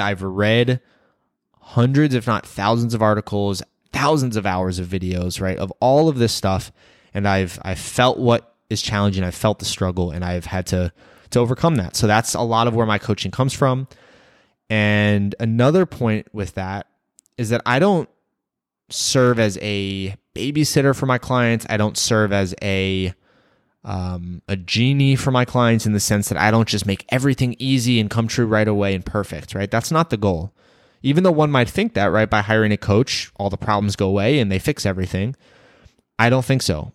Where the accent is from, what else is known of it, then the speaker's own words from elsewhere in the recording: Rockville, Maryland, United States; moved away as an adult; I was born and raised in Rockville, Maryland, a small town about twenty minutes from Washington, D C. I lived there for my first eighteen years